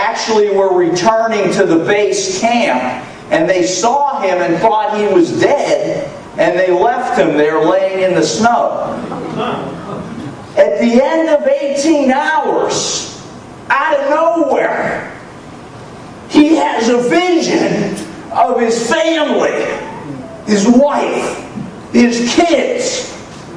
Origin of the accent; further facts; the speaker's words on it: United States; I'm from the United States